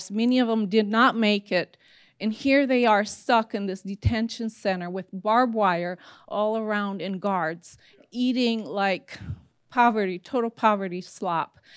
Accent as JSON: {"language": "English", "country": "Italy", "tie": "born or raised there", "said": "As, as Pastor Rusty shared, I grew up in Italy with my parents being missionaries."}